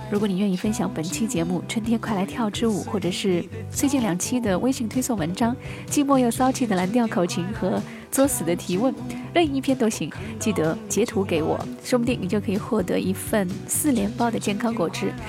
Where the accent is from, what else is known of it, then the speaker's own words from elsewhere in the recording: Shanghai, China; moved away; also born or lived in Beijing; 我们上海人叫棉毛裤、棉毛衫啊